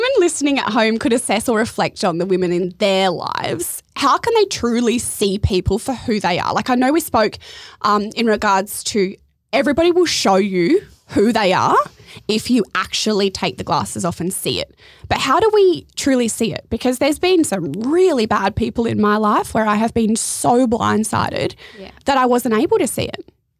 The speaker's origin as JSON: {"language": "English", "town": "Adelaide", "region": "South Australia", "country": "Australia", "said": "I moved up here from Adelaide, so like country bumpkin, into the big smoke, thinking that surfer's paradise was going to be my goal."}